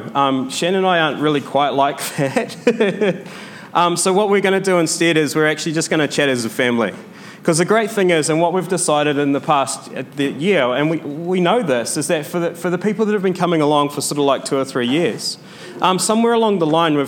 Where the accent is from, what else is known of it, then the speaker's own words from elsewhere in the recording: New Zealand; I'm from New Zealand